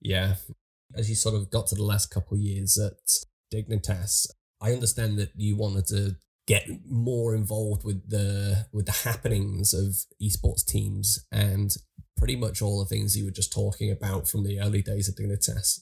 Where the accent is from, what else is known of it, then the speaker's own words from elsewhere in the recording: Liverpool, North West England, United Kingdom; a lad from from Liverpool